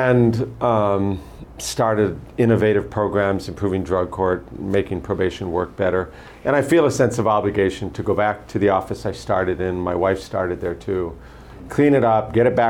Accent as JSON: {"language": "English", "town": "Honolulu", "region": "Hawaii", "country": "United States", "tie": "born or raised there", "said": "I was born and raised here in Hawaii. I lived first in Manoa, then Kaimuki."}